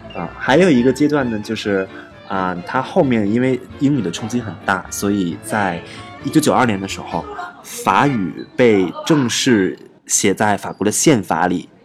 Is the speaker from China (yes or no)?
yes; China; 我们中国人